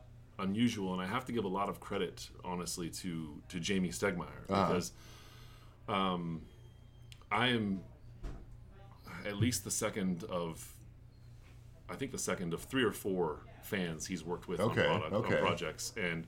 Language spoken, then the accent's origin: English; Boise, Idaho, United States; moved away as an adult; also born or lived in Japan / Colorado; So I was born and raised in Boise, Idaho, and then after college, I taught English in Japan for a year and then after returning from that, I moved to Colorado, lived there for about 10 years, and just moved out here.